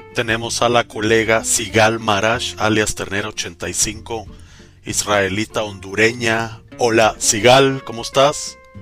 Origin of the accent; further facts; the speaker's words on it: Guatemala; yo soy de Guatemala